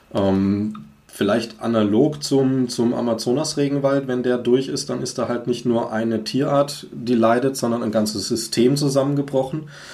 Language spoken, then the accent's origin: German; Swabia, Germany; bei uns ja. irgendwie in Schwaben